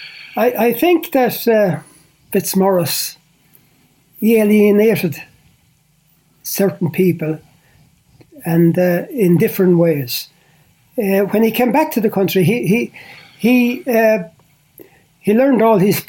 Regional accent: Portlaoise, Leinster, Ireland; I come from Port Leash. I had worked in many places before that, but coming back to Port Leash

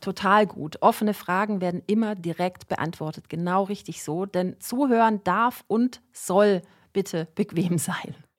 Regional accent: Swabia, Baden-Württemberg, Germany; Als Schwäbin

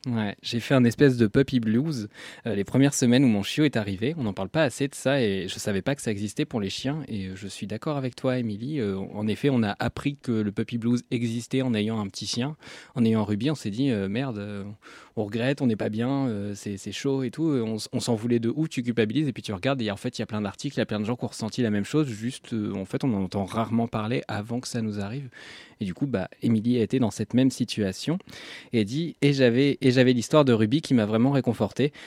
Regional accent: Normandy, France; moved away; also born or lived in Lyon; j'ai grandi en Normandie

